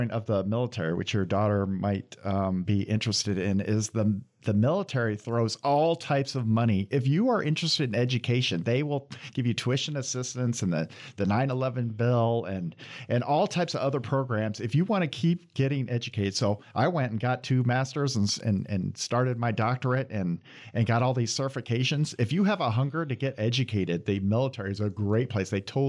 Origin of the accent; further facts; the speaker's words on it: Iowa, United States; moved away as an adult; now in Michigan, United States; I'm from Iowa originally, and I went to school at Iowa State, and I moved 20 years in the military and then moved to Michigan. I've been here about 8 years. So I think now I'm starting to transform into a true Michigander.